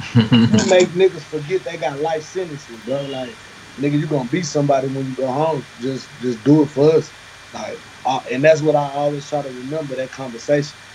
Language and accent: English; the South, United States; I'm from the South